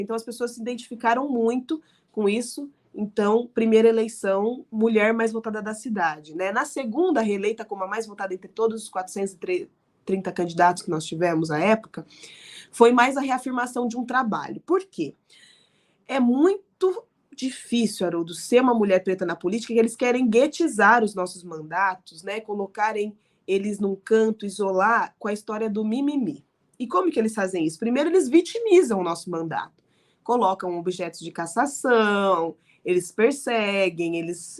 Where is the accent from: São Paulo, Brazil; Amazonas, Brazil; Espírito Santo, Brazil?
São Paulo, Brazil; Araraquara; eu decidi voltar a morar em Araraquara, né, no interior de onde eu nasci